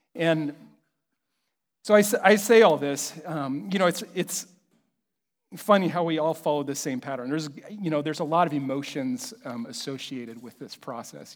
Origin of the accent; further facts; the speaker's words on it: Kansas City, United States; I'm from Kansas City